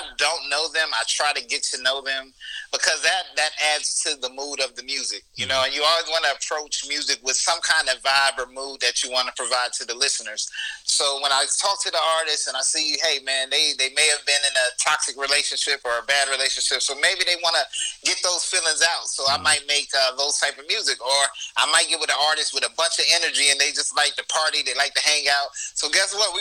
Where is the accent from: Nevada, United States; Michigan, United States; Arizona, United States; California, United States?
Nevada, United States; Las Vegas; now in Hampton Roads, United States; I'm from Las Vegas, Nevada